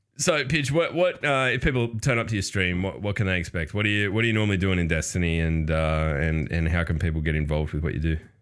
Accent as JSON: {"language": "English", "country": "Australia", "said": "I'm Australian"}